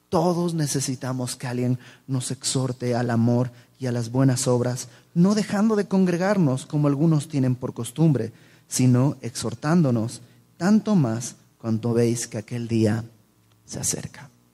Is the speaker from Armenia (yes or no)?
no; Mexico; no somos los mexicanos así